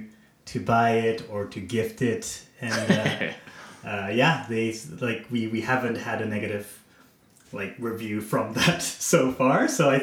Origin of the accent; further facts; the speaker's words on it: Japan; also born or lived in Netherlands / China / Canada; I am from Japan originally, but I was raised quite all over the place in the Netherlands, in China, and Canada for the past 10 years or so